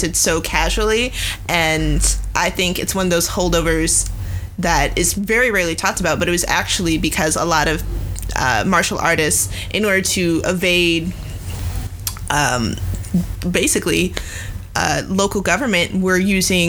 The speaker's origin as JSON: {"language": "English", "region": "East Coast", "country": "United States", "tie": "born or raised there", "said": "I grew up on the East Coast"}